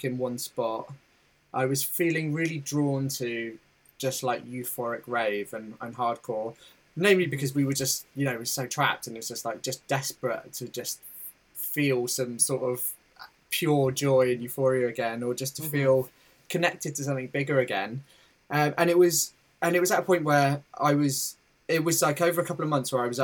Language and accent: English; Torquay, South West England, United Kingdom; So I grew up in Torquay in Devon, which is a gorgeous like seaside town